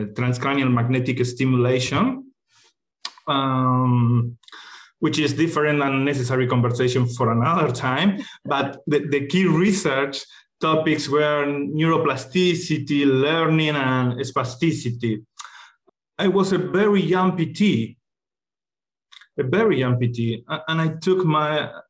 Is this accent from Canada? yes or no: no; Buenos Aires, Argentina; I was born in Argentina and raised in Buenos Aires.